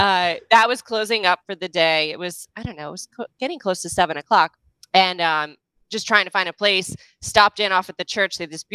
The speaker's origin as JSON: {"language": "English", "town": "Philadelphia", "region": "Pennsylvania", "country": "United States", "said": "I am from Philadelphia."}